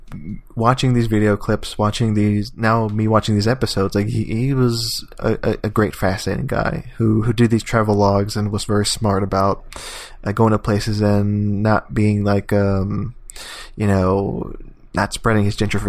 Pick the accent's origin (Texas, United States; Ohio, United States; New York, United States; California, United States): Texas, United States; near Houston; also born or lived in New Jersey; my hometown is like near Houston.